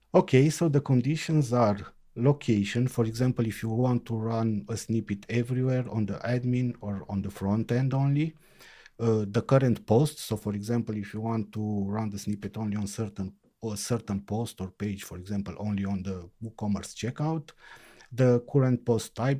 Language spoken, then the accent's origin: English; Timișoara, Timiș County, Romania; I am from Timișoara, Romania.